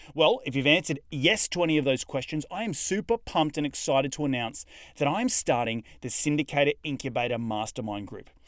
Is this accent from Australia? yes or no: yes; Australia; accent: Australian; my Australian accent